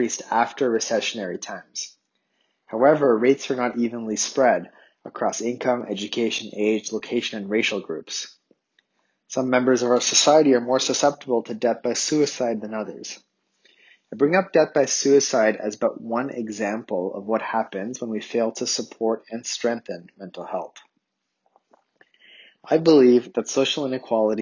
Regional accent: Ottawa, Ontario, Canada; moved away; I grew up in Ottawa, Canada's capital city

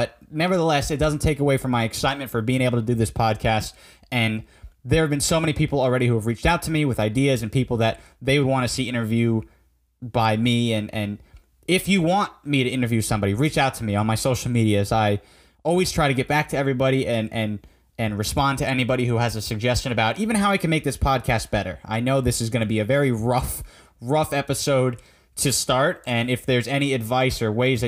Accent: Fairfield, Connecticut, United States; I was raised in Fairfield, Connecticut

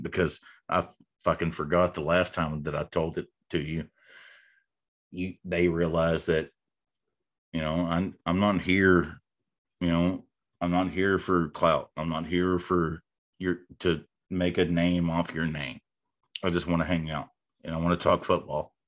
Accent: North Texas, United States; growing up in North Texas

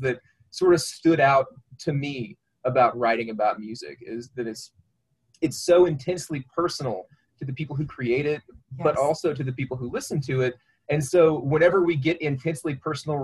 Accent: Arkansas, United States; I grew up in Arkansas

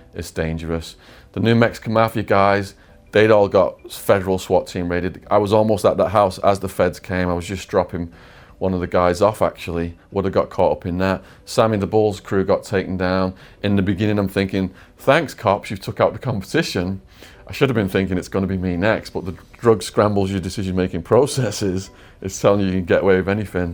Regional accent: England, United Kingdom; moved away; I'm English

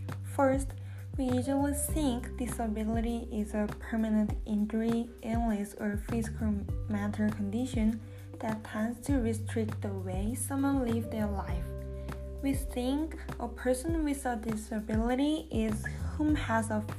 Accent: South Korea; English is a second language; moved away as an adult; now in United States; I'm from South Korea. So English is not my mother tongue. It is my second language

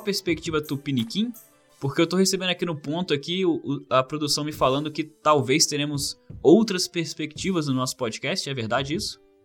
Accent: interior of Rio de Janeiro, Brazil; moved away as an adult; also born or lived in Wales, United Kingdom; now in Australia; Nasci no interior do Rio de Janeiro, fiz minha graduação no Rio

